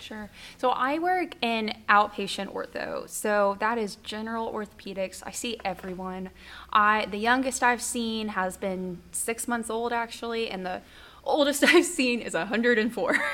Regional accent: Norman, Oklahoma, United States; I'm from Norman, Boomer Sooner, almost born and raised. I um, went to school here for all of high school, all of college

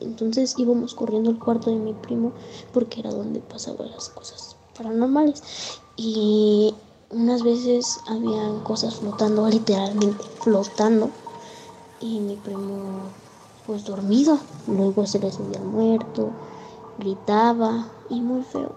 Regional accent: Querétaro, Mexico; soy de Querétaro, de de, de Lomas de Casablanca arriba de los andadores.

